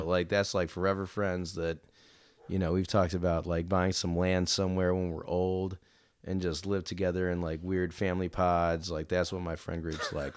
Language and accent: English; Cleveland, Ohio, United States; moved away as an adult; also born or lived in Cincinnati, Ohio; I was born and raised in Cleveland, Ohio